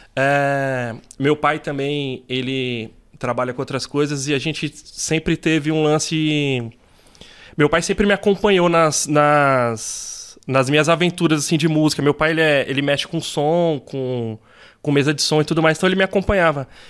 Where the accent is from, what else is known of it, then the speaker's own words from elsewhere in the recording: São Paulo, Brazil; also born or lived in Campo Limpo, São Paulo; eu sou do Jardim São Luís, eu nasci lá no Jardim São Luís ali no aqui na zona sul